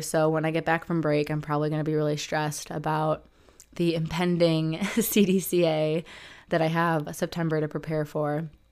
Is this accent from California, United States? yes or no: no; Detroit suburbs, Michigan, United States; where I'm from, like Detroit suburbs